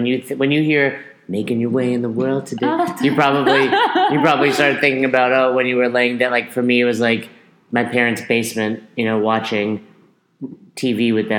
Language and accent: English; Peekskill, New York, United States; my hometown of Peekskill, New York.